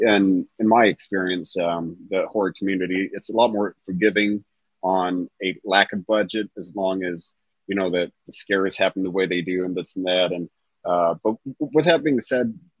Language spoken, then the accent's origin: English; Southern Indiana, United States; I'm from Southern Indiana.